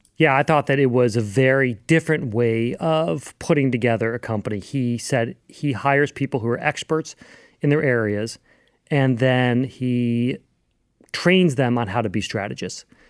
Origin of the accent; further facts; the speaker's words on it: Louisville, Kentucky, United States; growing up in Louisville, Kentucky